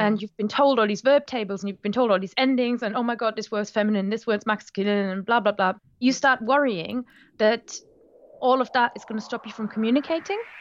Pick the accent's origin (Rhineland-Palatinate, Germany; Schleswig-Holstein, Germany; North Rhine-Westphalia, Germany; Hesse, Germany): Rhineland-Palatinate, Germany; English is a second language; moved away; I'm from the Moselle Valley in Germany